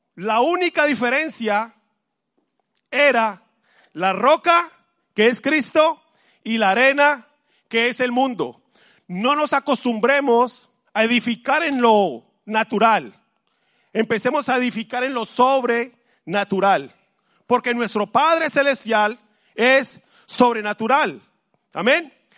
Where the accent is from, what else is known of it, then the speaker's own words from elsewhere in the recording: Colombia; now in Madrid, Spain; Yo soy de Colombia